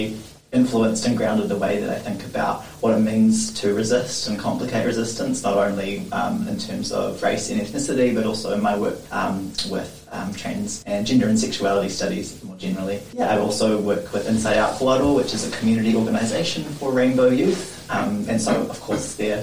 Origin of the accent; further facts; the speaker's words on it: New Zealand; I am a Pākehā transmasculine person